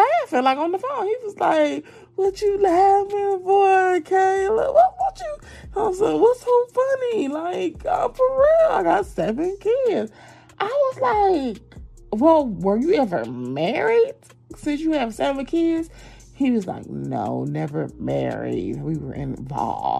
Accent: Georgia, United States; accent: southern; Y'all know my southern accent

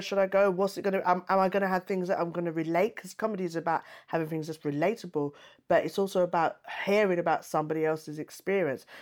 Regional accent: United Kingdom; I was born in the UK

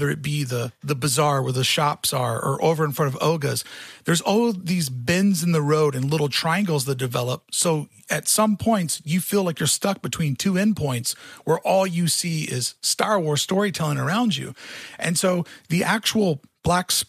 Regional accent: Louisville, Kentucky, United States; my hometown of Louisville, Kentucky

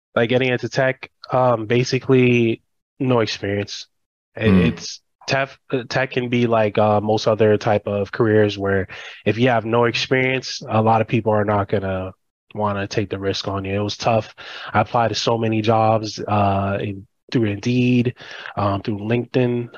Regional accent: United States; first generation. I was born and raised here, but I grew up in the Haitian culture

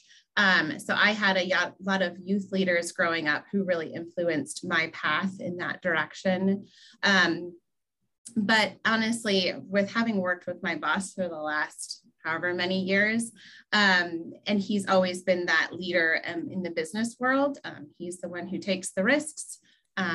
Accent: Upper Arlington, Ohio, United States; I actually grew up in the suburb of Columbus, Upper Arlington, which is just down the street from Ohio State University

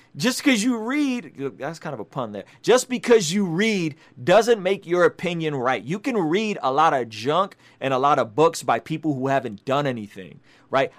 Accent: San Diego, California, United States; also born or lived in Baku, Azerbaijan; a unique view as an immigrant refugee who grew up in San Diego

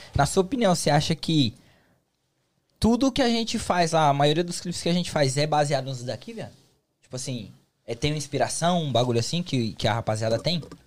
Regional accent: São Paulo, Brazil; now in United States; em São Paulo, eu sou de São Paulo

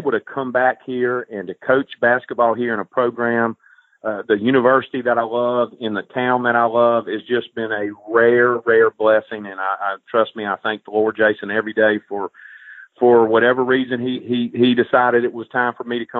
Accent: Hattiesburg, Mississippi, United States; Hattiesburg's home, and I grew up here in Hattiesburg.

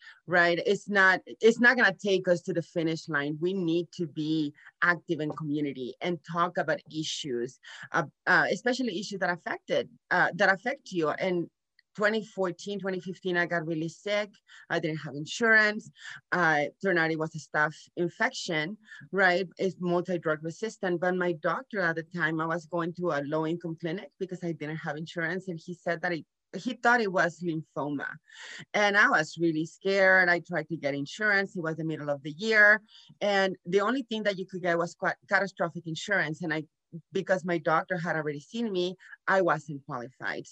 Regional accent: Nuevo Laredo, Tamaulipas, Mexico; moved away as an adult; now in San Antonio, United States; I was born here in Laredo, Texas, but I grew up in Nuevo Laredo, Mexico with Mexican parents

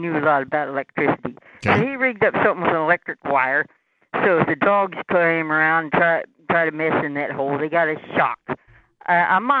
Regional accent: Augusta County, Virginia, United States; now in Richmond, United States; Yeah, so I was raised in Augusta County. At least we moved there when I was about 4 and a half.

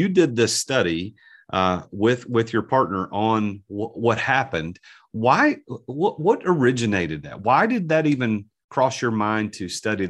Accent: United States; So I'm American mispronouncing a name.

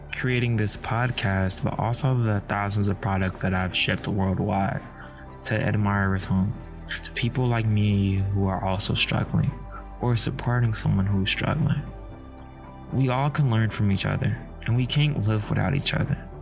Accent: United States; I'm African American with a disability

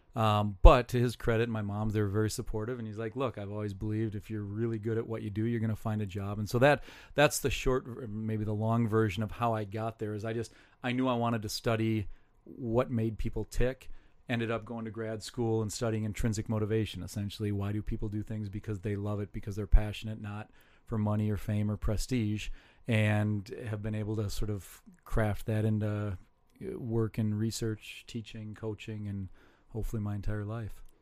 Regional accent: Saint Paul, Minnesota, United States; I grew up in Saint Paul

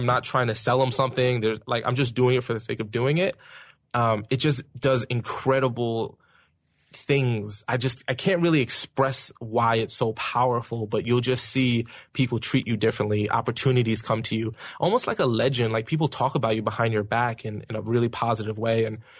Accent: Brooklyn, New York, United States; accent: Brooklyn; I'm from Brooklyn. So I would have like a Brooklyn accent and I would say certain words kind of harsh.

